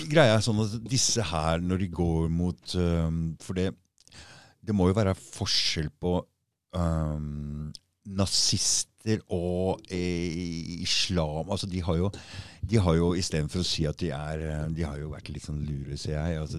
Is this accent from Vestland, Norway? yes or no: no; Oslo, Norway; accent: østkant-Oslo dialect; jeg har østkantdialekt